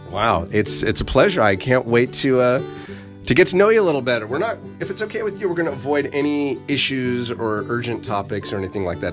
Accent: Napa Valley, California, United States; also born or lived in Los Angeles; I grew up here in Napa Valley, I was born at the corner of Sunset and Vermont in Los Angeles

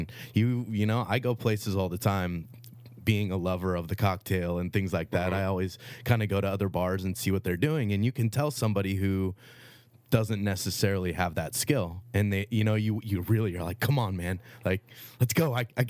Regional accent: Sonoma, California, United States; Yeah, I grew up in Sonoma, lived in the Valley my whole entire life. My grandparents lived in Angwin for a long time

